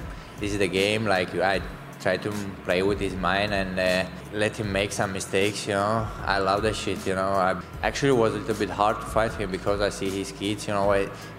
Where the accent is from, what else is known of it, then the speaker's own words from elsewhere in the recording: Cantagalo, Rio de Janeiro, Brazil; English is a second language; I'm more than Brazilian. I'm from Cantagalo.